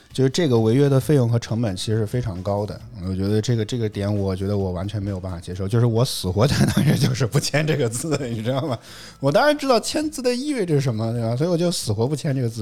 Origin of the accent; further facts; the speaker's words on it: Henan, China; accent: Henan dialect; 我们河南土话讲就不带紧